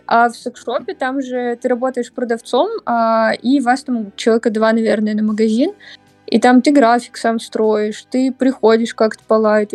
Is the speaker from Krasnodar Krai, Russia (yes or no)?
no; Saint Petersburg, Russia; Я родилась в Питере